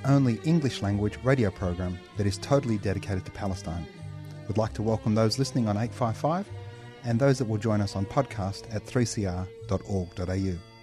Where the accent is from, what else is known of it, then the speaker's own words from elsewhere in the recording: Australia; accent: Australian; my thickest Australian accent